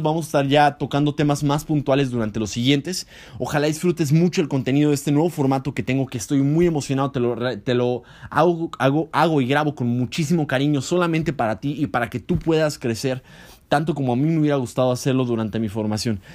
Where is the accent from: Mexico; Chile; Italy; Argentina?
Mexico